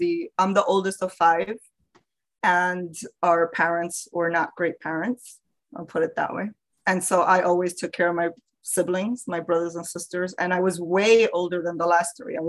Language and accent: English; New York City, New York, United States; now in Orlando, United States; I live in Orlando, but I'm originally from the Bronx, so I'm always a Bronx girl